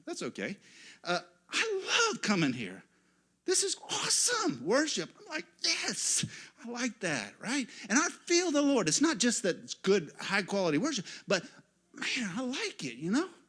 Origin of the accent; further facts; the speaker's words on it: United States; as an American pastor.